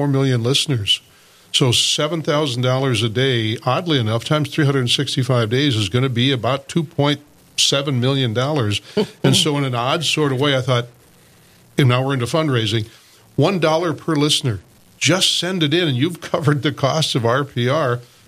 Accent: Dickinson, North Dakota, United States; moved away as an adult; also born or lived in Bismarck / Minot; now in Fargo, United States; I started as a disc jockey in high school in Dickinson. I'm from Dickinson originally

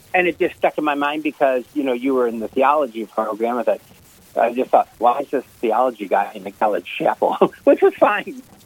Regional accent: St. Louis, Missouri, United States; moved away as an adult; now in Springfield, United States; Born and raised in St. Louis

